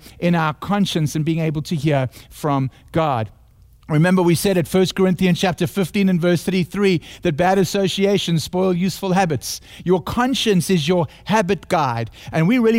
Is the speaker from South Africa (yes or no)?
yes; South Africa; accent: South African; my heavenly accent from South Africa